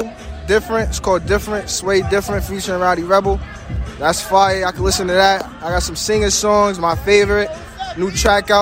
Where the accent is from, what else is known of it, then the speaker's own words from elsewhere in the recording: Long Island, New York, United States; I'm from Long Island, New York.